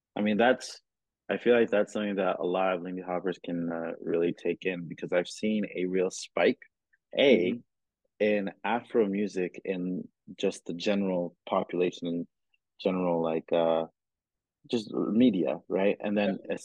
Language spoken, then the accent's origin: English; Cameroon; moved away; I grew up in Cameroon